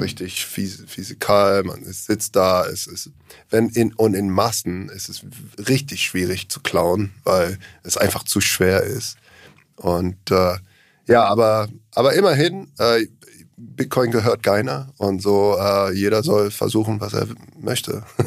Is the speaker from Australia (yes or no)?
yes; Australia; German is a second language; now in Germany; ich komme aus Australien ursprünglich